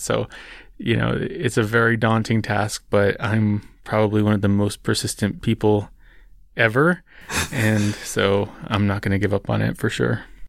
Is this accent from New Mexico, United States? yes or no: yes; New Mexico, United States; New Mexico, which is my home state. It's where I live. It's where I was born and raised